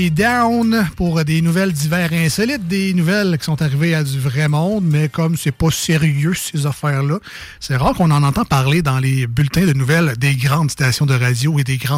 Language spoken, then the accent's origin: French; Quebec City, Quebec, Canada; accent: Limoilou; C'est mon accent de Limoilou.